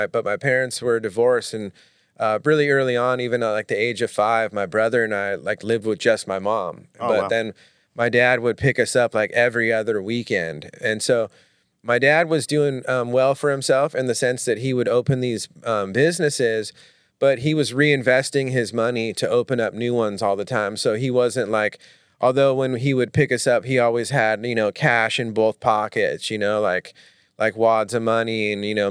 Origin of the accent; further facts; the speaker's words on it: Manhattan Beach, California, United States; I grew up mainly in Manhattan Beach when I was like, you know, kindergarten through high school